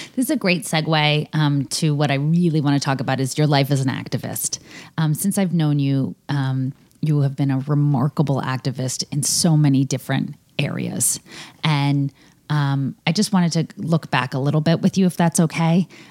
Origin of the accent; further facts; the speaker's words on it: United States; People in my milieu uh, growing up in America as someone who's you know middle class or above go to college